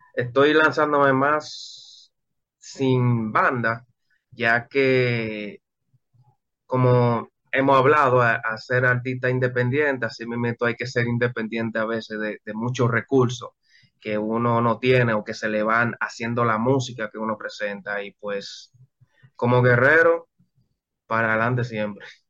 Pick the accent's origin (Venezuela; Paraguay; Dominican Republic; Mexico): Dominican Republic; yo he tenido muchos problemas en mi país.